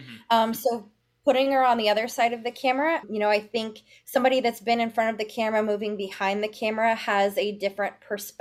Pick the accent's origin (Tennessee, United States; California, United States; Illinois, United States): Tennessee, United States; Memphis; I'm originally from Memphis, Tennessee